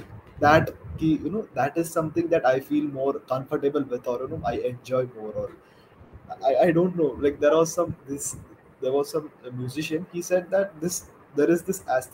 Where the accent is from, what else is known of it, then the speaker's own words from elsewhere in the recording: Pune, Maharashtra, India; now in Vijayawada, India; Yeah, I'm from Pune.